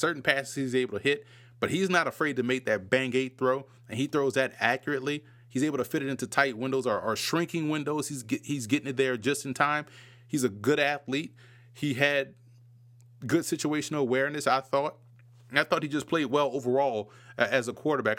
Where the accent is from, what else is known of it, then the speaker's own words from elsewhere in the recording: New Orleans, Louisiana, United States; growing up in New Orleans